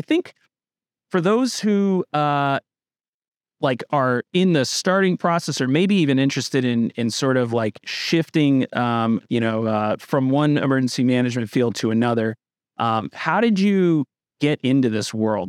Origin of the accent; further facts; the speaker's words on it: Northern Vermont, United States; I'm from Northern Vermont